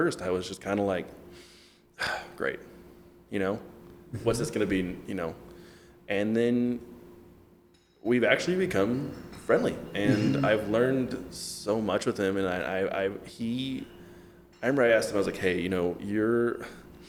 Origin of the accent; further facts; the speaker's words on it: Bay Area, California, United States; I grew up in the Bay Area in California